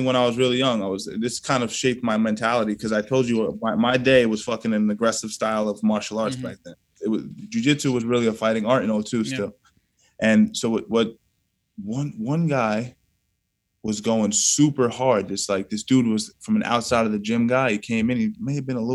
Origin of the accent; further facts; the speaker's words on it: Yonkers, New York, United States; I was born in Southwest Yonkers